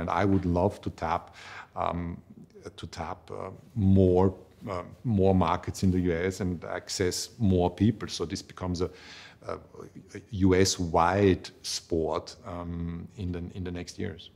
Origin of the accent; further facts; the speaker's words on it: Vienna, Austria; I come from Vienna